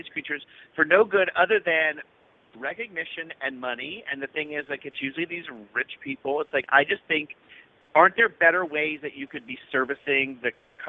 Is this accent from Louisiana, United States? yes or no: yes; Louisiana, United States; growing up in Louisiana, we're a very hunting culture.